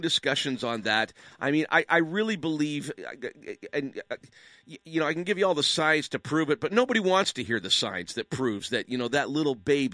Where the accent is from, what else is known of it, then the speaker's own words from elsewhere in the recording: Canada; I'm a Canadian.